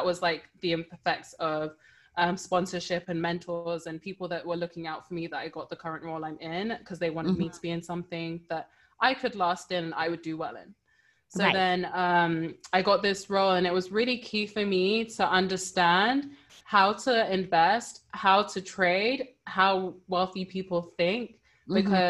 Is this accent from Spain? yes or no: no; Nigeria; Yeah, that's one thing about being Nigerian. It's a blessing.